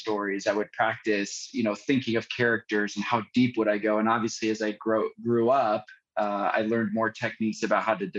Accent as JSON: {"language": "English", "area": "San Francisco Bay Area", "region": "California", "country": "United States", "tie": "born or raised there", "said": "I grew up in the San Francisco Bay Area"}